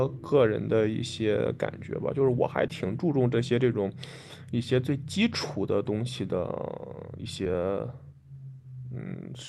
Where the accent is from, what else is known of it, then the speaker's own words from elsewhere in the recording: Henan, China; accent: Henan; 啊，这个国家河南人很多， {S0} 救命！ {S1} 对，那我口音就回来了。